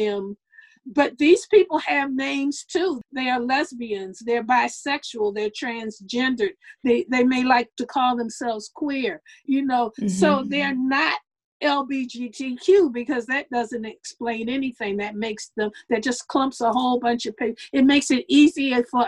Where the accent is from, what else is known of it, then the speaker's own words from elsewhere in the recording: United States; I'm a Black person in America